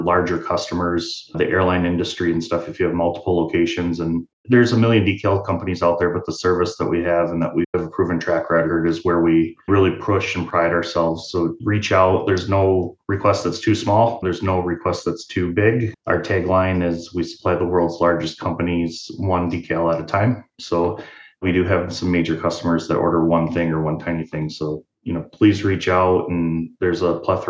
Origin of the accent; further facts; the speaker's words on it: Mason County, Michigan, United States; I grew up in Mason County here